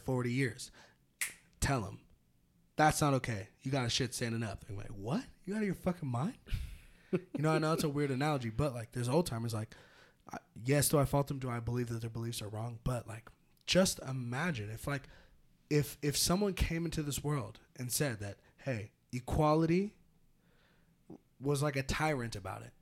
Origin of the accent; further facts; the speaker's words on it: Petaluma, California, United States; growing up in Petaluma